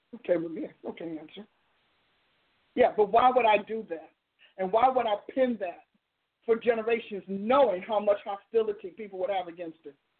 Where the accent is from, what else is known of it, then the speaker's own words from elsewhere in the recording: New Jersey, United States; I'm from New Jersey, and so I'm saying logos in my my part of Jersey.